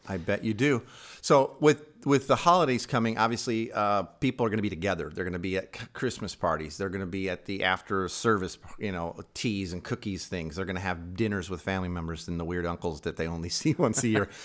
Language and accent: English; Chicago, Illinois, United States; moved away; I'm from Chicago originally